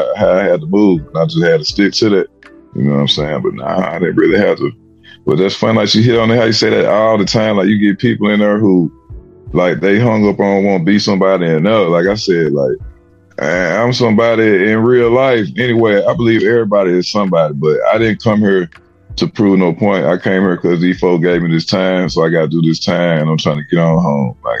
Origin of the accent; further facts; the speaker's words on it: Alabama, United States; I'm from Alabama